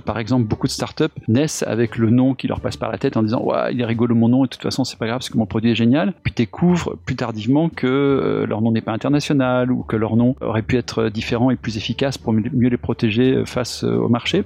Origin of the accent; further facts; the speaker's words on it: Auvergne-Rhône-Alpes, France; je suis auvergnat